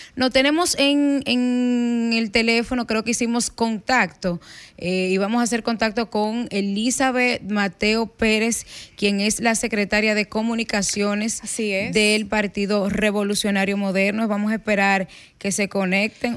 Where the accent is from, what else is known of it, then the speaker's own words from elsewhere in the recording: Bonao, Monseñor Nouel, Dominican Republic; moved away; ayer me tocó ir a Bonao, a mi pueblo